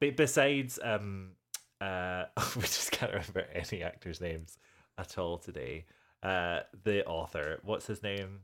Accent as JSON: {"language": "English", "region": "Minnesota", "country": "United States", "said": "I'm from Minnesota"}